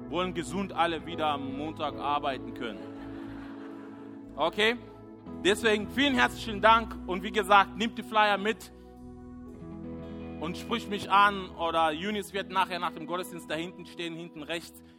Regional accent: Kenya; German is a second language; moved away as an adult; now in Germany; ich bin schon länger hier in der Gemeinde und auch in Deutschland. Ich bin damals äh, ähm, aus Kenia gekommen, ein junger Mann. Ich war ähm, ja, sehr äh, nervös, vielleicht zum Teil naiv, konnte nicht so gut Deutsch

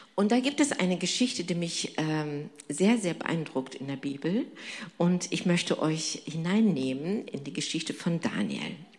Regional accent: Turkey; now in Germany; ich bin gebürtig Türkin und komme aus einem islamischen Hintergrund

